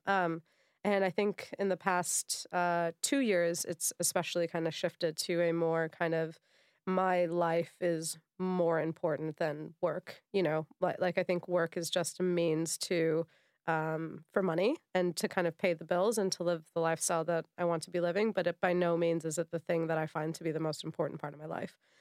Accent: United States; moved away; being American

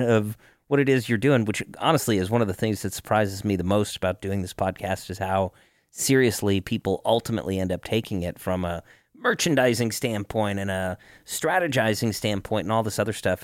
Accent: Denver, Colorado, United States; also born or lived in Cleveland; I was originally from Cleveland and a lot of my family is from Cleveland, even though I grew up in Denver.

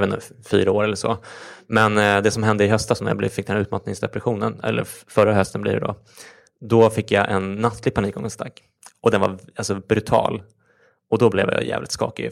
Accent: Stockholm, Stockholm County, Sweden; är uppväxt i Stockholm

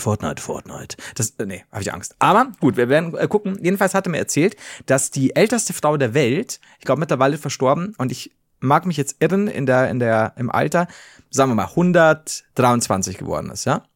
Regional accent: Bavaria, Germany; bei uns in Bayern

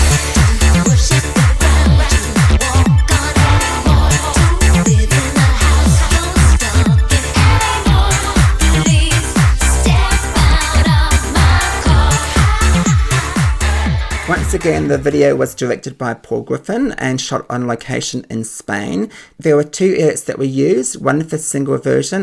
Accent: Auckland, New Zealand; I grew up in Auckland in New Zealand

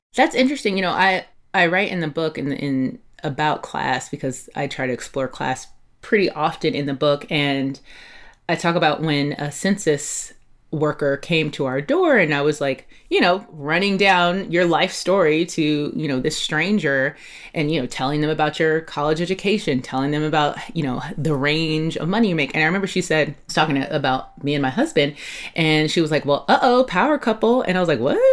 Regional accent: Los Angeles, California, United States; also born or lived in Catalina Island (Avalon), California; I grew up mostly in South Los Angeles

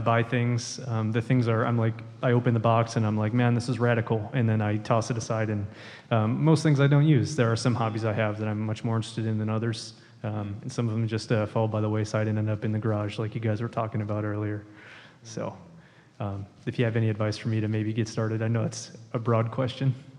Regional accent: Chicago, Illinois, United States; I'm a fellow impoverished Midwestern kid. I'm from Chicago

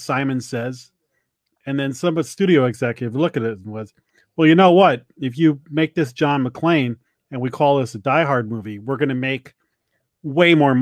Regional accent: Fairfield County, Connecticut, United States; I'm from Fairfield County, Connecticut, the capital of white douchey guys in prep schools

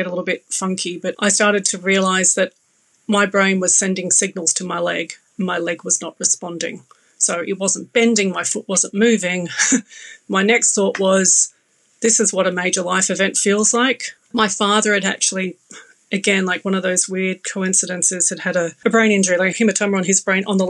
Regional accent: Australia; moved away as an adult; now in London, United Kingdom; as you can tell, I'm Australian

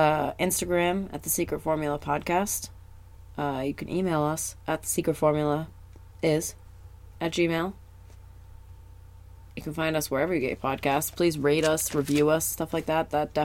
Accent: New England, United States; We're from New England

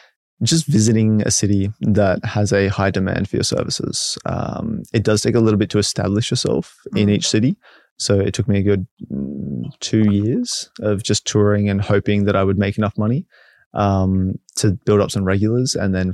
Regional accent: Brisbane, Queensland, Australia; I am from Brisbane.

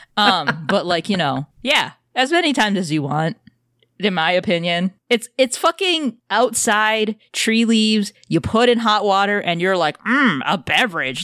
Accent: United States; I'm American

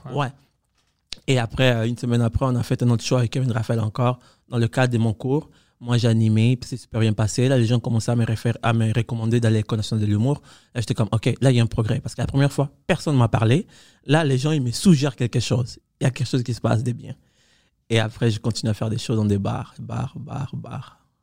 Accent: Cuba; also born or lived in Quebec; now in Canada; moi, j'ai grandi à Cuba

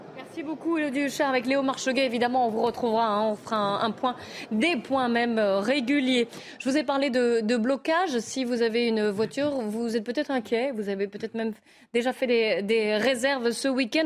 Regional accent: Lyon, Auvergne-Rhône-Alpes, France; Je suis lyonnaise

